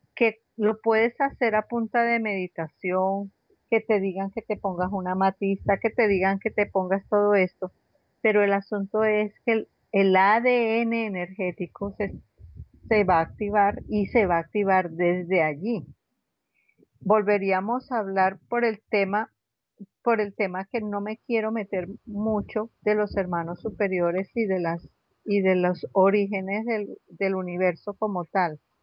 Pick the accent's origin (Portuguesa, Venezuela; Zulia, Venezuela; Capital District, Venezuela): Capital District, Venezuela; Caracas; moved away as an adult; also born or lived in Bogotá, Colombia; now in Santa Marta, Colombia; ¿De dónde soy? De Caracas.